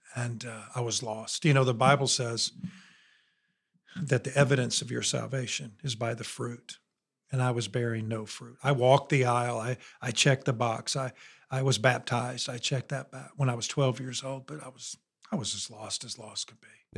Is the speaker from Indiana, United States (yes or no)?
yes; near Notre Dame, Indiana, United States; born or raised there; moved away as an adult; now in Alabama, United States